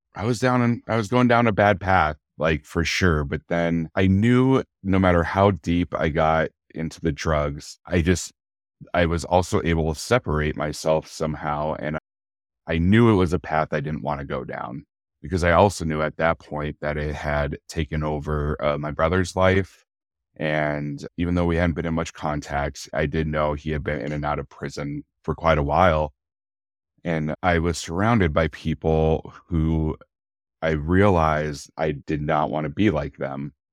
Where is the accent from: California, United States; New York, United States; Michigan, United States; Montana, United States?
Montana, United States; Bozeman; also born or lived in Billings, Montana; I was born in Bozeman, Montana, in nineteen eighty-one. My mom and dad, we lived here only for maybe a few months after I was born, and we actually moved to Billings, Montana